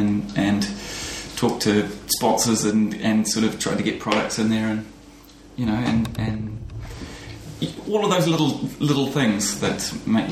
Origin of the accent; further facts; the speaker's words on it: New Zealand; Being a New Zealander